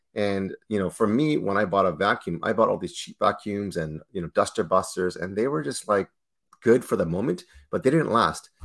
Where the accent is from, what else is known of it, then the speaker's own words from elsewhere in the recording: Toronto, Ontario, Canada; born and raised in Toronto, Canada, myself.